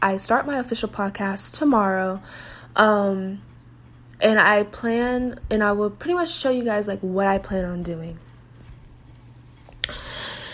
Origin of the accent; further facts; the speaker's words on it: Las Vegas, Nevada, United States; now in Denton, United States; So I am from Las Vegas, Nevada. I was born and raised there.